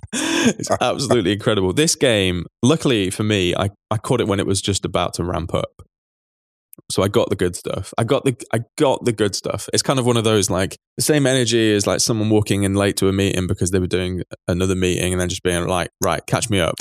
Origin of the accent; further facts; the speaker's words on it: England, United Kingdom; as an English person